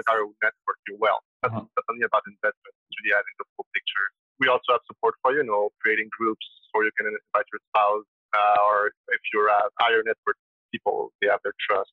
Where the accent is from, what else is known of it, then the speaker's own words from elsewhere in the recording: Montreal, Quebec, Canada; I'm sure you can hear from my accent, but I'm from Quebec, Montreal, so I speak French